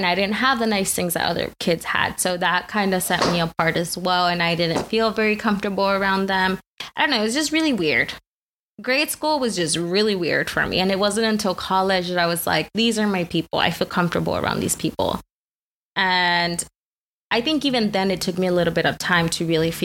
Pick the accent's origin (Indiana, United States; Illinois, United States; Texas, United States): Texas, United States; the Rio Grande Valley; also born or lived in Mexico; I was raised in the Valley. Shout out 956 area code